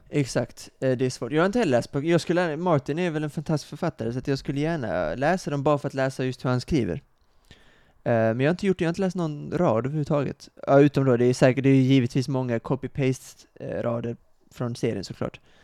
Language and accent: Swedish; Kristianstad, Skåne, Sweden; moved away; Kristianstad, min, eh, mina hemtrakter